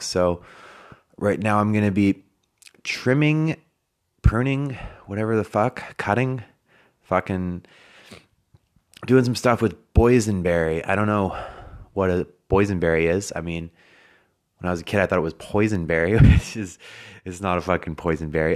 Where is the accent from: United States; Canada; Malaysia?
Canada; moved away as an adult; now in Australia; I'm from Canada, and we have real winters